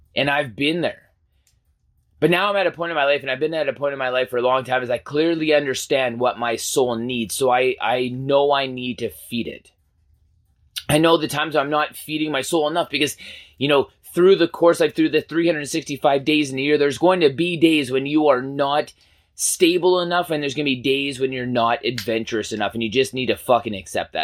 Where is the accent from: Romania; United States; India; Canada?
Canada; as a Canadian